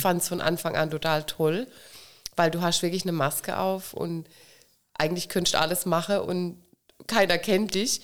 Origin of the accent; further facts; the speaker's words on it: Waghäusel, Baden-Württemberg, Germany; bei uns in Kirlach